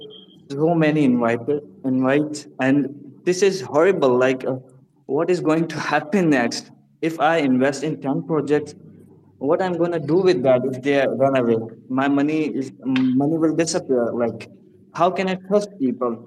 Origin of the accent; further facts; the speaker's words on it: Pakistan; I'm from Pakistan